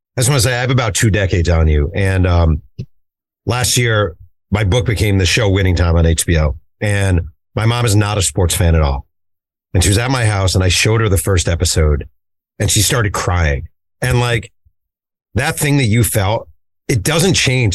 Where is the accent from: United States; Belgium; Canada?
United States; New York; I am from New York